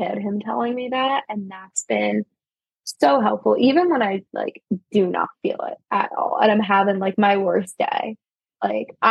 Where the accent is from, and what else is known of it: New Jersey, United States; moved away as an adult; also born or lived in Baltimore